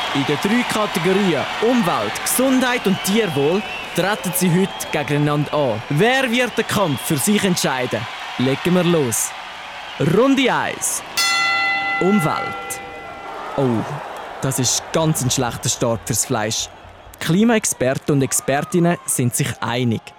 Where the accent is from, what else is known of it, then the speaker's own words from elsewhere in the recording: Switzerland; Bei uns in der Schweiz